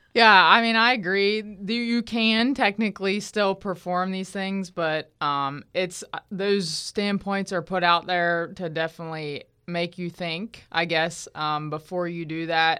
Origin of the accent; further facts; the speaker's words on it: Southwest Pennsylvania, United States; moved away as an adult; also born or lived in Morgantown, West Virginia / Virginia; now in Florida, United States; I'm originally from Southwest Pennsylvania. Um, I grew up on a farm there